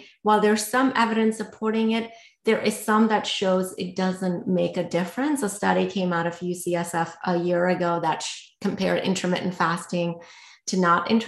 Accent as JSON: {"language": "English", "country": "India", "tie": "born or raised there", "said": "I grew up in India"}